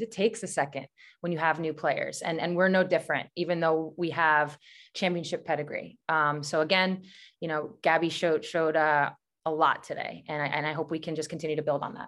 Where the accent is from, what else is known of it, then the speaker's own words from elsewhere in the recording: Syosset, New York, United States; moved away as an adult; also born or lived in Queens, New York / Seattle, Washington; I'm from Syosset